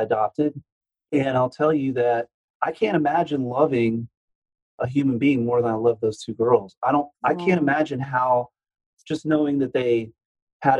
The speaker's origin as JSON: {"language": "English", "town": "Houston", "region": "Texas", "country": "United States", "tie": "born or raised there", "said": "I'm from Houston, so I grew up in the South"}